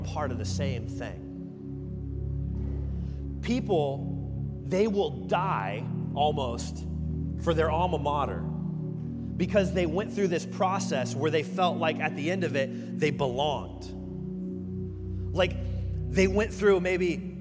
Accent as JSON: {"language": "English", "region": "Kansas", "country": "United States", "moved": "yes", "said": "I'm from Kansas"}